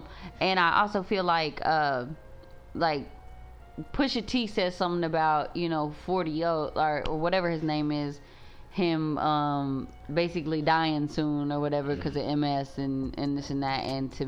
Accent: Texas, United States; But we're from Texas, so.

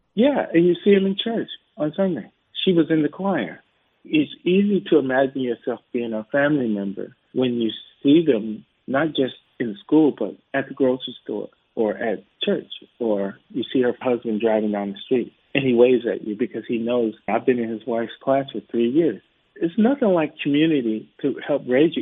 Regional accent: United States; I'm an American. I've been in the states

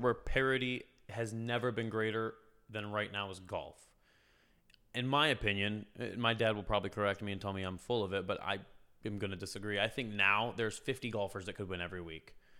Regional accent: Concord, United States; I'm at the Concord Classic, my hometown festival

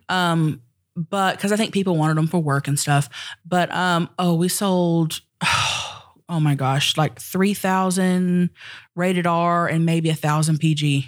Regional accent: Thackerville, Oklahoma, United States; I'm from Thackerville, Oklahoma.

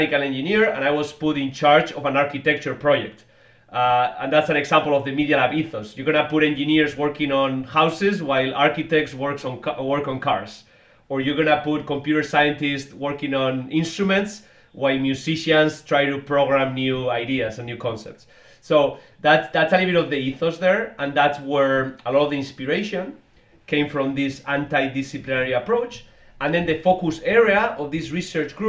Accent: Basque Country, Spain; moved away as an adult; also born or lived in Boston, United States; now in United States; I'm from the Basque region of Spain originally. I came to the US many years ago, to MIT in Boston

